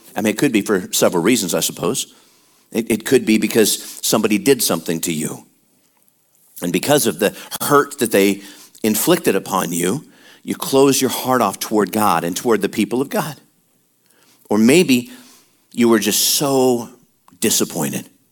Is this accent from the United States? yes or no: yes; Midwest, United States; moved away; we were born and raised in the Midwest and a lot of cold, a lot of wind chill